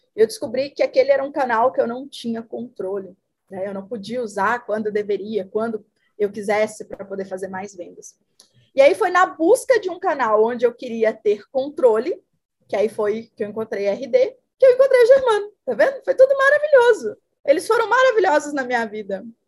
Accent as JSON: {"language": "Portuguese", "town": "Itinga", "region": "Minas Gerais", "country": "Brazil", "also_born_or_lived": "Mato Grosso do Sul", "moved": "yes", "said": "Eu sou do interior de Minas, uma cidade chamada Itinga"}